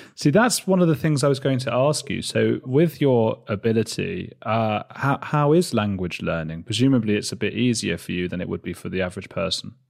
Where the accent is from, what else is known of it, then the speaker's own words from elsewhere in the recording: Watford, East of England, United Kingdom; I'm from Watford. It's a town outside London